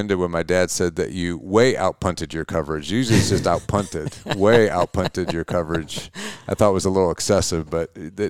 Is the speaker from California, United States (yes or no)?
no; Auburn, Indiana, United States; also born or lived in Butler; I grew up in Butler, Indiana, town of 2,500 people. When I was 15, we moved to Auburn, a metropolis of 12,000 people. So I grew up in small towns.